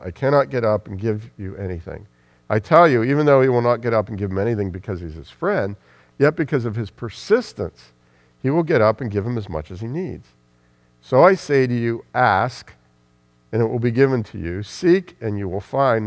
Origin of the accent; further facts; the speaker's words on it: United States; I'm speaking as an American